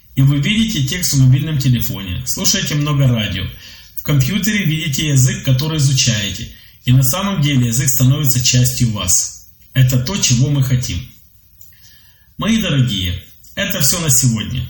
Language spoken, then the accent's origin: Russian; Belarus; also born or lived in Minsk; Я из Беларуси. Живу в Минске.